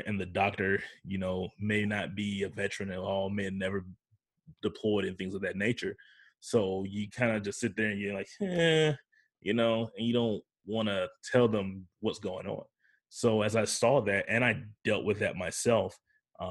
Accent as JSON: {"language": "English", "country": "United States", "said": "I'm from 45 minutes away from Florida State University"}